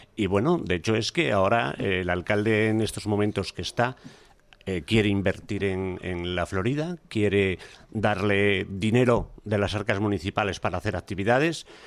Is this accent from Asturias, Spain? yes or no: yes; Oviedo, Asturias, Spain; yo no soy natural de Vallovín, yo nací en Olivares, eh, no muy lejos de aquí.